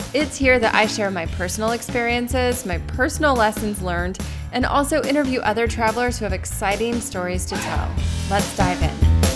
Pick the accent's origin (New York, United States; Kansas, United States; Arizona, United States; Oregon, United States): Arizona, United States; I'm from Arizona, so I'm very aware of cactus